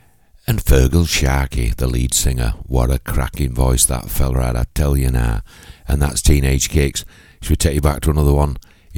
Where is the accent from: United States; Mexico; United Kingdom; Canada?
United Kingdom; Yorkshire and the Humber; I'm a Yorkshire lad.